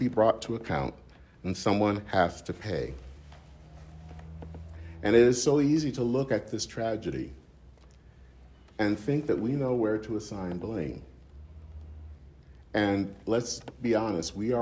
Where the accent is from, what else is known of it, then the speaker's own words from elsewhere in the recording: southeastern Michigan, United States; All around southeastern Michigan, where I'm from